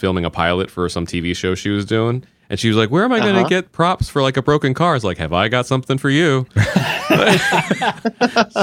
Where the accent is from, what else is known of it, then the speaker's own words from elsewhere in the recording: central Indiana, United States; now in Los Angeles, United States; I grew up in central